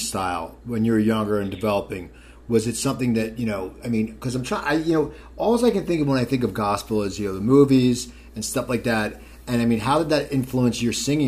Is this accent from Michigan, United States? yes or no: no; New Jersey, United States; moved away; growing up in New Jersey